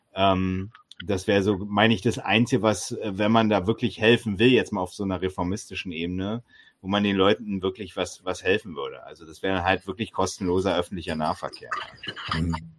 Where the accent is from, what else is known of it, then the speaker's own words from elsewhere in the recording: East Germany, Germany; Immerhin bin ich da in dieser DDR geboren und habe 14 Jahre in ihr gelebt